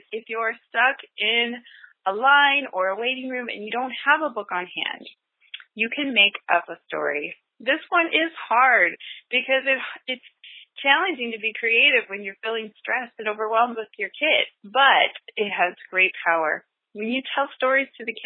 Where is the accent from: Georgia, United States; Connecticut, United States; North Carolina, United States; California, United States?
California, United States; Northern; I'm from Northern California